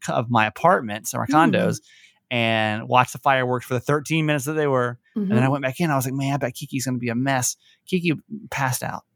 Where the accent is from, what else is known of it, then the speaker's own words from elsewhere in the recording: United States; being American